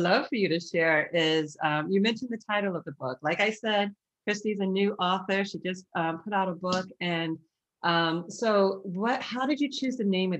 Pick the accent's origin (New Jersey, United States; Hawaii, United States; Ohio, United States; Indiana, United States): Ohio, United States; now in Boston, United States; We moved from Ohio to Boston because my father is in ministry, and that's why we moved to Boston.